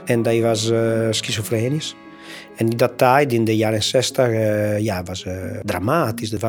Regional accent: Italy; Dutch is a second language; now in Netherlands; ik ben Italiaan.

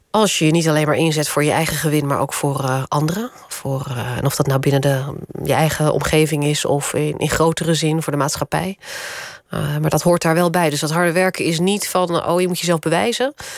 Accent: Randstad, Netherlands; also born or lived in Groningen; Het was overigens niet in Groningen hoor, daar ben ik al geboren, maar dat, daar heb ik maar een paar jaar gewoond. Dus dat was eh, later in het leven in, het, in de Randstad.

